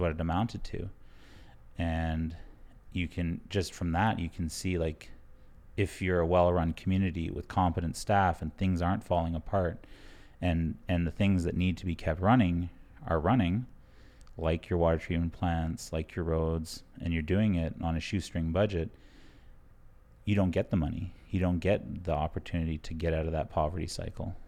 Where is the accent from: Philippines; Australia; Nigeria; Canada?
Canada; Blood Tribe, Alberta; I'm from the Blood Tribe.